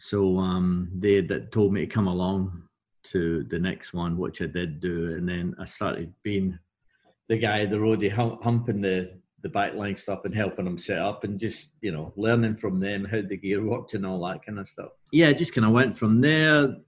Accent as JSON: {"language": "English", "town": "Glasgow", "region": "Scotland", "country": "United Kingdom", "said": "being Glaswegian and being there"}